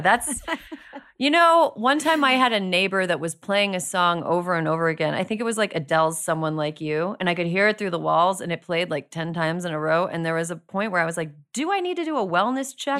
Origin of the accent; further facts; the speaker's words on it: Wisconsin, United States; moved away; I'm from Wisconsin. My home state of Wisconsin